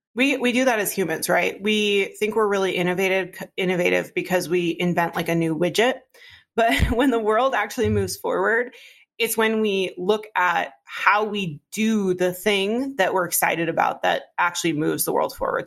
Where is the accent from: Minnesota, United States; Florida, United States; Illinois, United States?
Minnesota, United States; Iron Range, northern; now in Minneapolis, United States; I grew up in on the Iron Range in northern Minnesota.